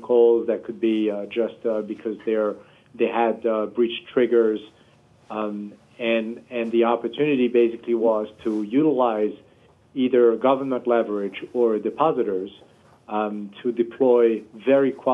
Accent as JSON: {"language": "English", "town": "Paris", "region": "Île-de-France", "country": "France", "tie": "born or raised there", "moved": "as an adult", "lives_now": "United States", "said": "I was born and raised in Paris, France"}